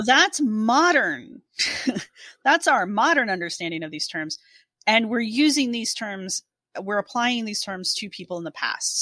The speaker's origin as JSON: {"language": "English", "country": "United States", "said": "all three of us are Americans"}